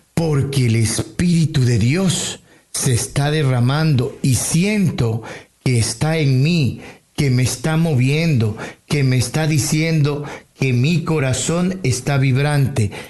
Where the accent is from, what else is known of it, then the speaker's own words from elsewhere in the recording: Tumaco, Nariño, Colombia; moved away as an adult; also born or lived in Amazonas, Colombia; now in Toronto, Canada; En Tumaco es mi tierra natal